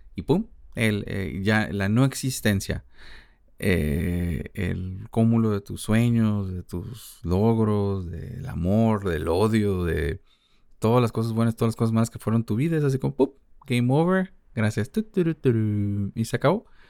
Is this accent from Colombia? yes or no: no; Mexico; como mexicanos creo que convivimos con la muerte mucho